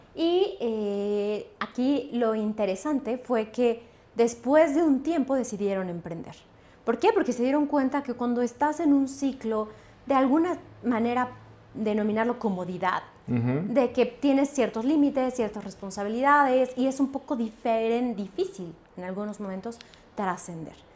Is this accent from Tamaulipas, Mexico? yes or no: no; Xalapa, Veracruz, Mexico; yo nací en Jalapa, Veracruz, una ciudad que realmente era un centro de cultura